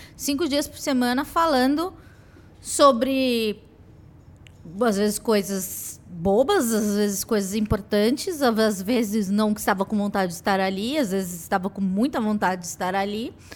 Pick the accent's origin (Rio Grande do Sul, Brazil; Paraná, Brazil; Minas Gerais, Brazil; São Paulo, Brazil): São Paulo, Brazil; nasci no Capão Redondo